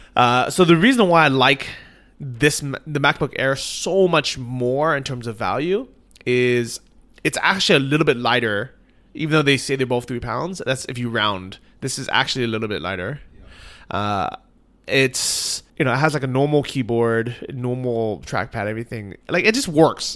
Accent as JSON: {"language": "English", "country": "United States", "moved": "yes", "lives_now": "Chiang Mai, Thailand", "said": "we're both American."}